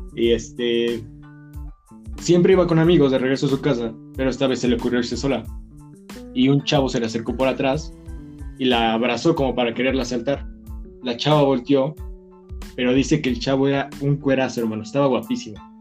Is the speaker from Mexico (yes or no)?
yes; Mexico; nosotros somos mexicanos, de donde viene el mariachi, los borrachos